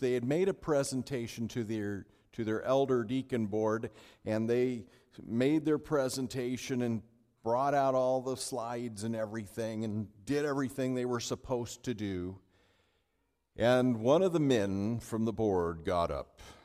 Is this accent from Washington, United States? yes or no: no; California, United States; now in Minnesota, United States; I'm from California.